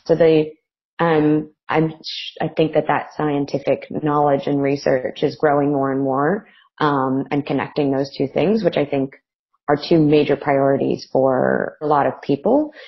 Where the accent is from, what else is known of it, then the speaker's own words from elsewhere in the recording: United States; now in Melbourne, Australia; I'm from America originally